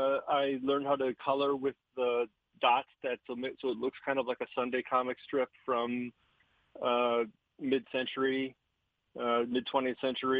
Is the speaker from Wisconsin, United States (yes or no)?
yes; Milwaukee, Wisconsin, United States; I grew up in Milwaukee, Wisconsin